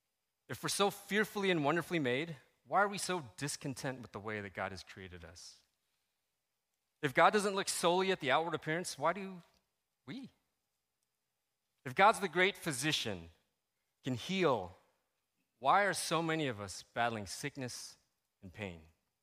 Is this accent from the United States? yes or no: no; Philippines; People called me …, right? I'm Filipino.